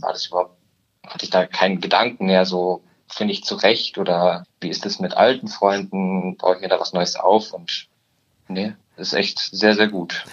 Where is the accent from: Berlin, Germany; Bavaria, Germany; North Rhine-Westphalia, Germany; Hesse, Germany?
Bavaria, Germany; Murnau / Garmisch-Partenkirchen area; now in Munich, Germany; Ich komme ursprünglich aus der Ecke Murnau, Garmisch-Partenkirchen